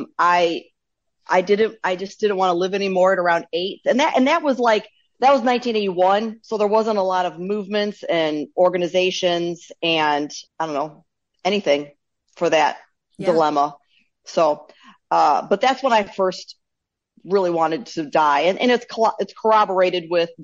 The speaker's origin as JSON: {"language": "English", "town": "Bowling Green", "region": "Ohio", "country": "United States", "tie": "born or raised there", "said": "I was born in Bowling Green, Ohio, to hippie parents in the home"}